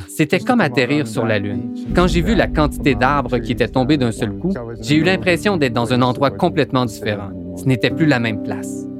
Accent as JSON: {"language": "French", "town": "Skidegate", "region": "British Columbia", "country": "Canada", "said": "je viens de Skidegit."}